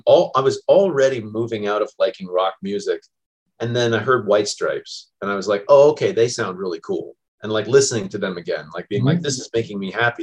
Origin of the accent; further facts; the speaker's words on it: Northern Virginia, United States; Northern Virginia where I grew up.